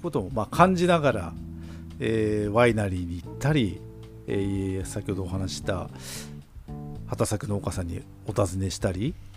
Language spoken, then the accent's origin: Japanese; Obihiro, Hokkaido, Japan; 北海道帯広僕らの地元の十勝帯広